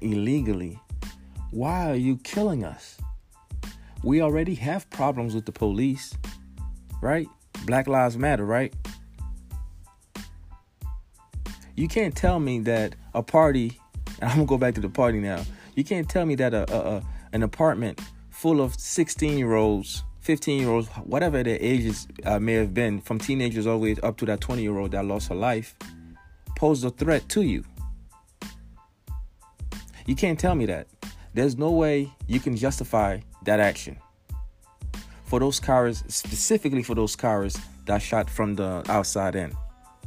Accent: New Jersey, United States; my home state of New Jersey

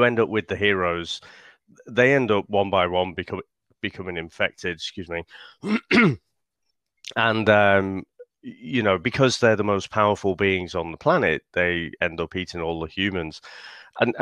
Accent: United Kingdom; being a Brit

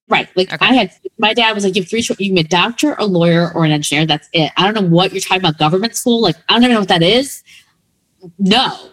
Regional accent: Berwyn, Illinois, United States; also born or lived in Midwest; I was born in Berwyn

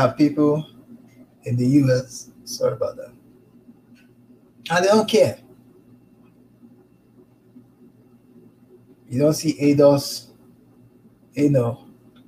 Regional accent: Lagos, Nigeria; moved away as an adult; also born or lived in St. Louis, Missouri; now in United States; I'm Nigerian myself, born, bred, grew up in Lagos

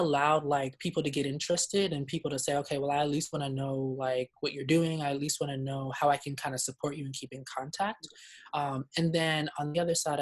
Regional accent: Nigeria; I'm Nigerian

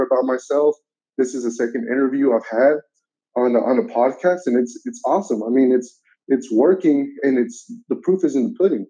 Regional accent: United States; I've been in the country since the age of five. I am now 25

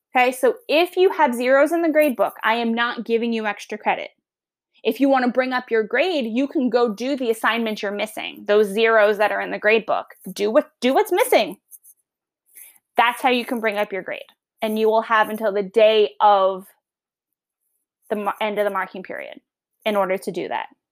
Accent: Long Island, New York, United States; accent: Long Island; now in Virginia, United States; I'm originally from New York, Long Island

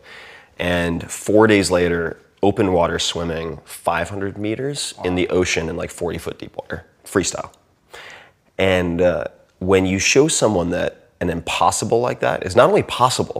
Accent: Long Island, New York, United States; I grew up on Long Island

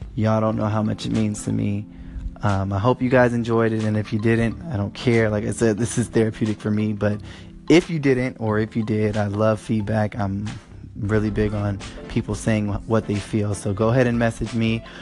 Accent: Los Angeles, California, United States; I am from Los Angeles, California.

